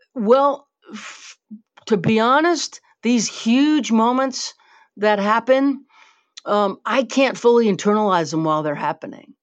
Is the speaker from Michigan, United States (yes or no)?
no; Louisiana, United States; also born or lived in New Orleans; I was born here. I'm from Louisiana